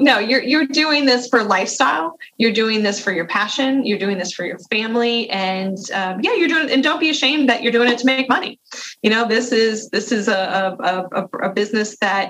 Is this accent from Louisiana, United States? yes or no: yes; Louisiana, United States; also born or lived in Mississippi; I'm a Southern Miss grad, even though I'm from Louisiana